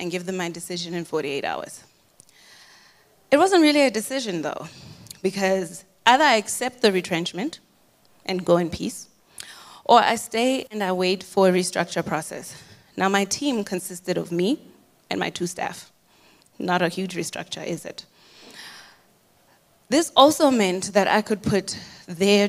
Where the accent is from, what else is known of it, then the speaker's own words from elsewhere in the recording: Boston, Massachusetts, United States; moved away; also born or lived in Zimbabwe; I was born in Zimbabwe and raised in the United States in Boston, Massachusetts. I'm a Boston girl